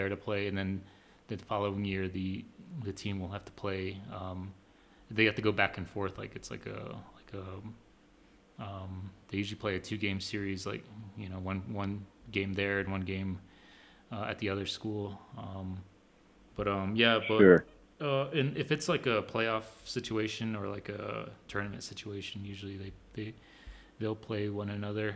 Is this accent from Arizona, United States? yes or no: yes; Arizona, United States; also born or lived in North Dakota; I'm from Arizona